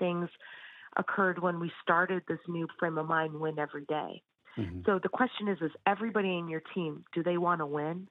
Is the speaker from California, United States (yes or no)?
no; Danbury, Connecticut, United States; owning a business in my hometown